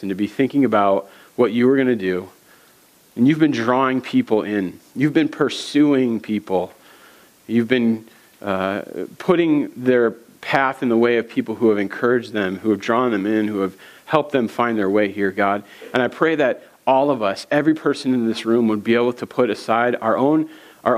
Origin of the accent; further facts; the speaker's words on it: East Coast, United States; moved away as an adult; now in Minnesota, United States; I'm from the East Coast